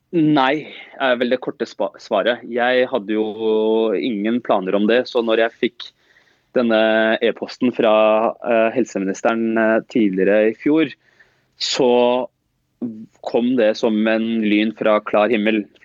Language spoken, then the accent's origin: Norwegian; Oslo, Norway; jeg er som sagt født og oppvokst eh, øst i Oslo, eh, på Stovner. Det er der jeg har bodd hele livet mitt, og jeg bor der fortsatt.